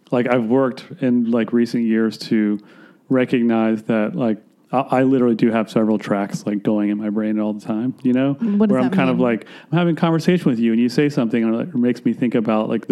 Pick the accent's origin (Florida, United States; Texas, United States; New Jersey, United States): Florida, United States; Gainesville; also born or lived in Atlanta, Georgia; I was born in Atlanta, Georgia, but I grew up in Florida